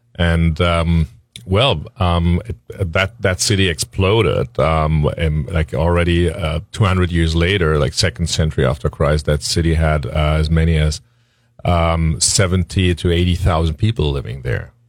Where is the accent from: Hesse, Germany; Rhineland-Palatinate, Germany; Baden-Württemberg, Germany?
Rhineland-Palatinate, Germany; Leiwen; my hometown, Leyven